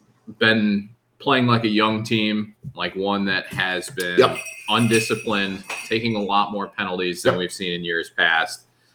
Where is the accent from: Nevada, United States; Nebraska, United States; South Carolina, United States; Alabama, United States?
Alabama, United States; Talladega; born there; I was born in Talladega, Alabama.